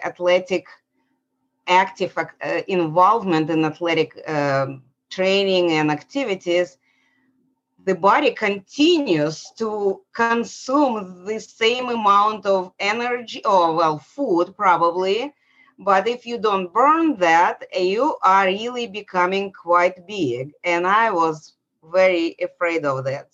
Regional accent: Saint Petersburg, Russia; moved away as an adult; now in Atlanta, United States; I was born in St. Petersburg, Russia. It was Soviet Union.

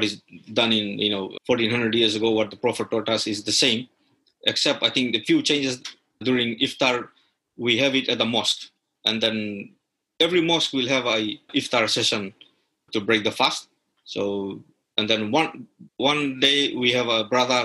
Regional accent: Fiji; you'll find the similar in Fiji because, you know, we are brought from India

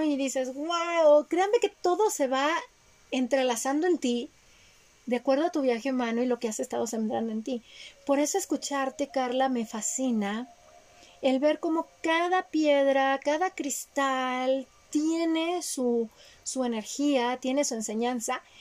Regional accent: Mexico; yo nací en México

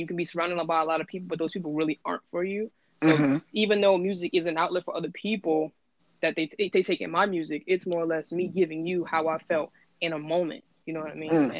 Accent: Newark, New Jersey, United States; moved away as an adult; also born or lived in Brooklyn, New York / Greenwich Village, New York / DMV (Washington D.C. area); now in Oahu, Hawaii, United States; I'm originally from Brooklyn. I was raised in Newark, New Jersey

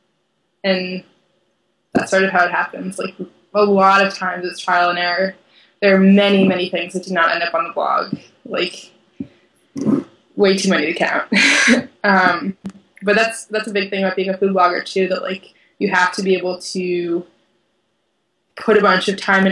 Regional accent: Watertown, Massachusetts, United States; also born or lived in Boston; now in Madison, United States; I grew up in Watertown, which has a wide array of like Armenian markets

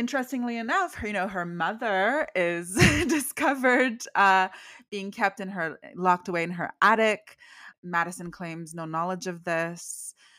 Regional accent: Canada; I grew up, like, in the eighties, and even though I'm Canadian, I'm totally, like, I was raised on American culture

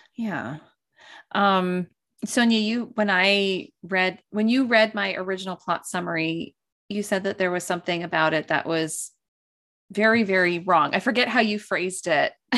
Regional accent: East Coast, United States; growing up on the East Coast

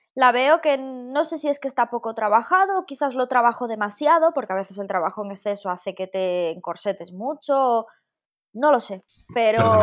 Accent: a village near Jaca, Aragon, Spain; aquí en mi pueblo tenemos cine, cine, pero en Jaca, que está aquí al ladito

